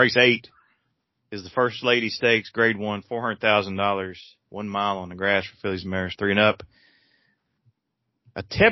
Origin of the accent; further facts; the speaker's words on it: Nelson County, Kentucky, United States; I'm from Nelson County, so I don't know how to read very well.